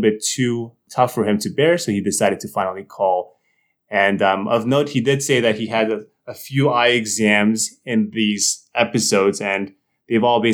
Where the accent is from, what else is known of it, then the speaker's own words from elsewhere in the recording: New Jersey, United States; moved away as an adult; also born or lived in Boston, United States; now in New Haven, United States; I'm from New Jersey.